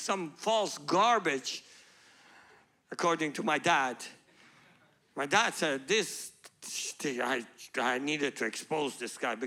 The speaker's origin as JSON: {"language": "English", "country": "Iran", "tie": "born or raised there", "also_born_or_lived": "Pakistan / Malaysia", "moved": "as an adult", "said": "I was born in Iran"}